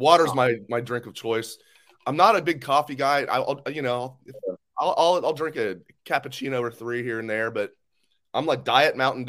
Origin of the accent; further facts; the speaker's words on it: Ohio, United States; I'm from Ohio. I can call it pop.